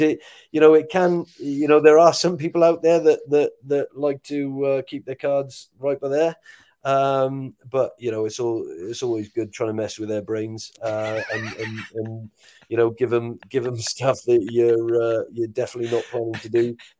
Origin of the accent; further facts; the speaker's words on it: Wales, United Kingdom; as a Welshman